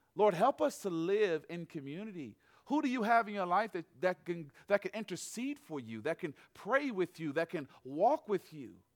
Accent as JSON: {"language": "English", "town": "Atlanta", "region": "Georgia", "country": "United States", "said": "I am from Atlanta, Georgia."}